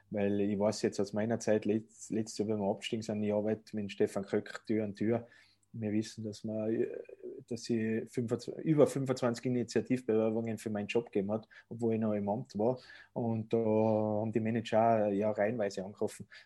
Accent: Tyrol, Austria; ich bin ein waschechter Tiroler und der Tiroler verlässt seine Heimat eigentlich ungern, das kommt auch noch dazu.

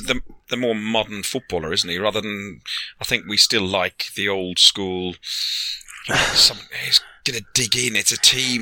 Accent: Ireland; I'm Irish. I'm old.

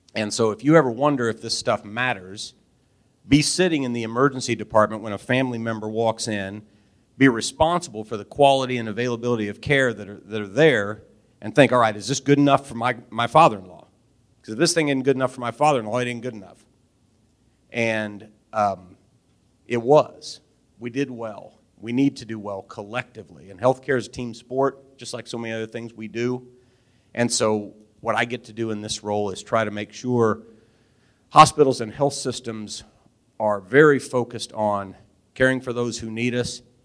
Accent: Albany, Missouri, United States; also born or lived in Kansas City / London, England; I'm from Albany, 25 miles away.

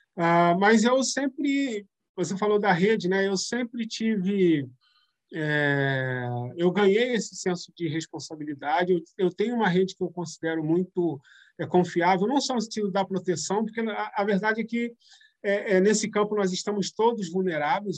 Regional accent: São Gonçalo, Rio de Janeiro, Brazil; now in Rio de Janeiro, Brazil; eu saí de São Gonçalo e passo, primeiro morando em São Gonçalo, mas atuando muito no Rio, inclusive com os movimentos coletivos, organizações, etc e depois morando efetivamente no Rio de Janeiro

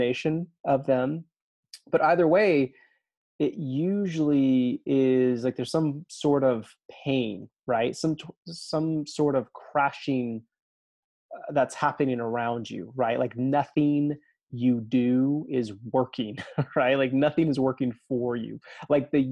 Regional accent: Alabama, United States; growing up in Alabama

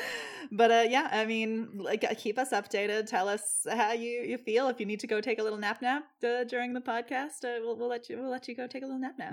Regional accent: Ireland; accent: Irish

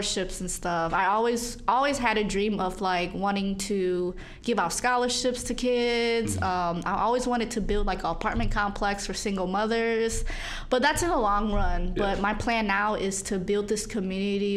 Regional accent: St. Louis, Missouri, United States; now in Chicago, United States; I'm from St. Louis, Missouri

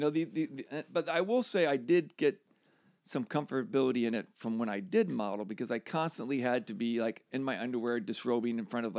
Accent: Pennsylvania, United States; Outside of Philly.

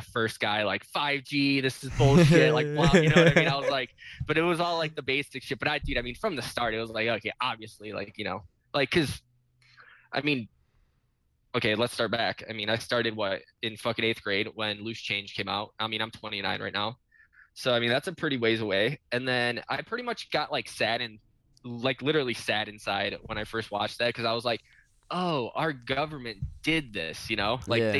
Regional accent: Chicago, Illinois, United States; I'm from Chicago, man.

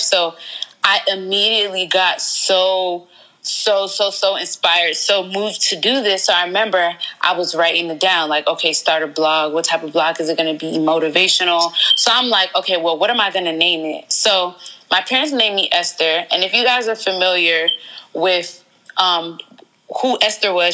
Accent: Georgia, United States; moved away as an adult; also born or lived in Riverdale, Georgia / Atlanta, Georgia; now in DMV area, United States; I'm originally from Atlanta, Georgia. I was born in Riverdale, and then we just moved all over Georgia

